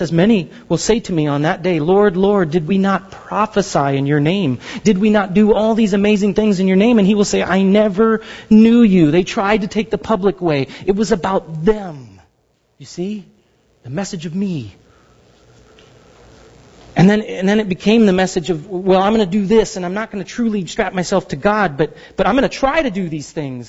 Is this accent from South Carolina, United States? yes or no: no; Southern California, United States; I grew up in Southern California